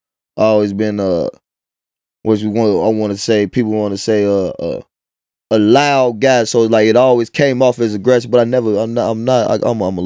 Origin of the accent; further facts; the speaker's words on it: Chicago, Illinois, United States; also born or lived in Midlothian, Illinois; I'm from Inglewood.